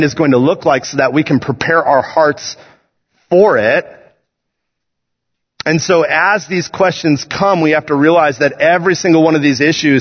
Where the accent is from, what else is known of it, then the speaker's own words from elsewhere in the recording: United States; I love being an American.